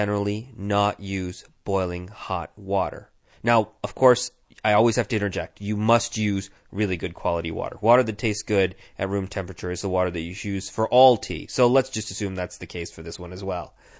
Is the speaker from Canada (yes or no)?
no; India; moved away; I'm from India